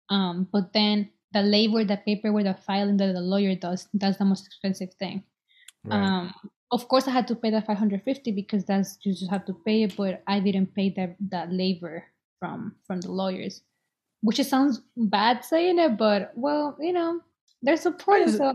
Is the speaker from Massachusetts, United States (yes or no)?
yes; Boston, Massachusetts, United States; And since I was an undergrad and I'm from Boston, they were able to help me.